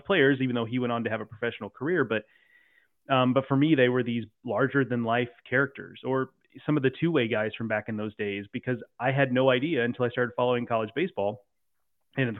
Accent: Houston, Texas, United States; I grew up in the Houston area

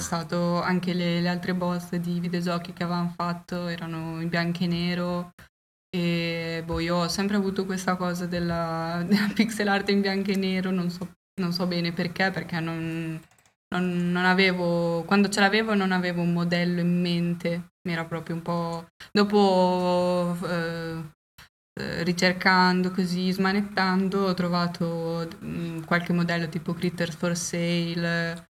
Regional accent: Faenza, Emilia-Romagna, Italy; siamo di Faenza

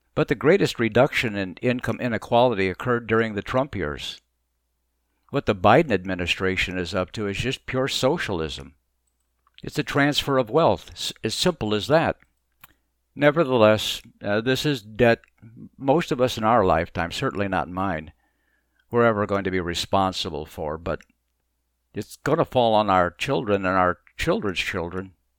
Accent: Mesa, Arizona, United States; moved away as an adult; also born or lived in Boston, Massachusetts; now in Florida, United States; I grew up in Mesa, Arizona

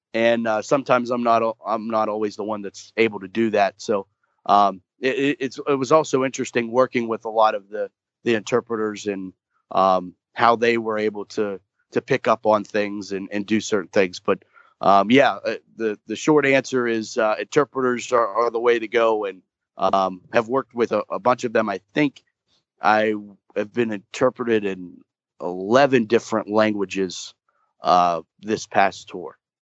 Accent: Moon Township, Pennsylvania, United States; I grew up in Moon Township, just about 20 minutes outside of Pittsburgh

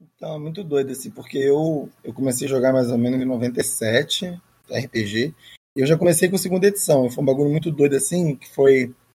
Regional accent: Xerém, Rio de Janeiro, Brazil; eu sou de Xerém, né? Eu não sou do, do Rio. Xerém é um terra do …

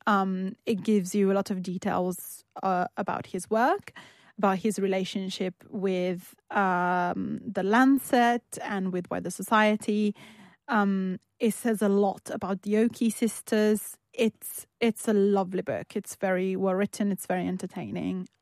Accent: Turin, Piedmont, Italy; born or raised there

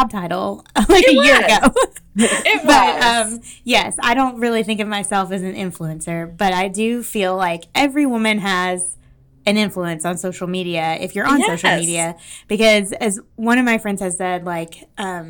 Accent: Southeast United States, United States; we're all from the Southeast United States

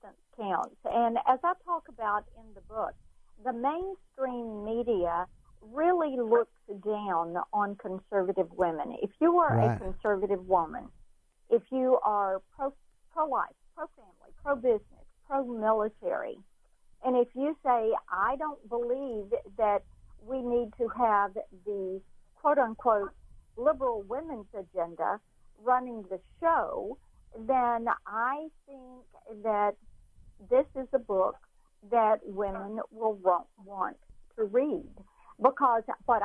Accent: Laurel, Mississippi, United States; I did grow up in Laurel, Mississippi

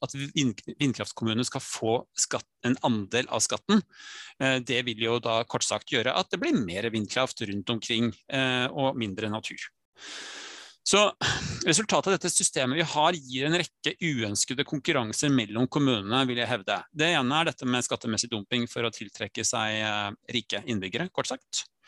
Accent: Skien, Telemark, Norway; moved away; also born or lived in Nesodden; født og oppvokst i Skien

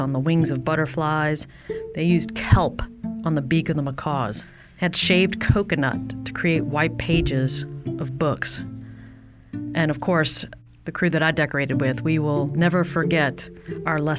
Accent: New Orleans, Louisiana, United States; growing up in New Orleans

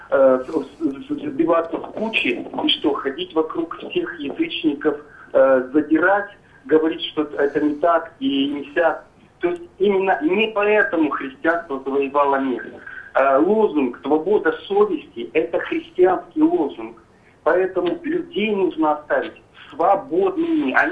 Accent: Moscow, Russia; я сам русский, москвич. Жена у меня чеченка, мусульманка.

